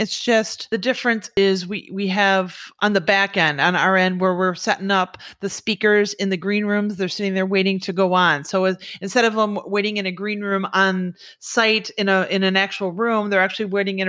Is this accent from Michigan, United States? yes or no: yes; Michigan, United States; now in Florida, United States; I came from Michigan, went to college up there, moved down here to Florida because I wanted to work at Disney.